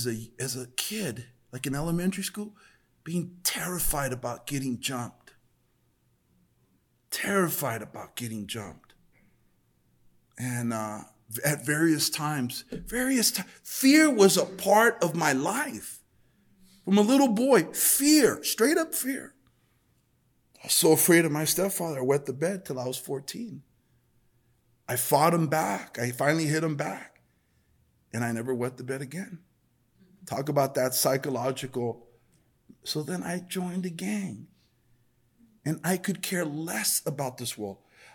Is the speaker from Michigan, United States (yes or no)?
no; El Monte, California, United States; Growing up in El Monte is a tough neighborhood. I mean, I was there in the middle of gang in the 90s. Late 80s, early 90s.